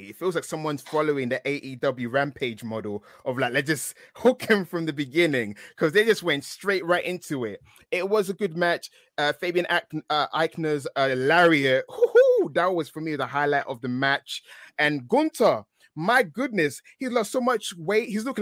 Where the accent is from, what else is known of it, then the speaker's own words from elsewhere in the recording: United Kingdom; I sound exotic because I'm British